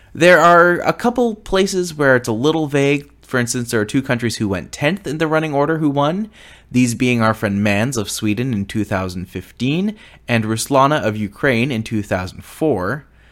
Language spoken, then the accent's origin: English; Canada; I am a Canadian